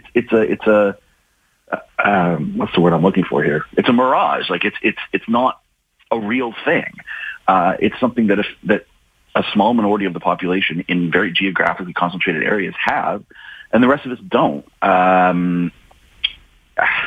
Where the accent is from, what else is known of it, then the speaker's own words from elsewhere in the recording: Ontario, Canada; I grew up in Ontario